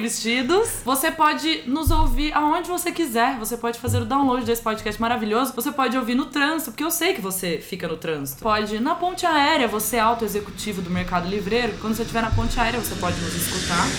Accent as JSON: {"language": "Portuguese", "town": "Leme", "region": "São Paulo", "country": "Brazil", "said": "Eu sou de Leme, da Roça."}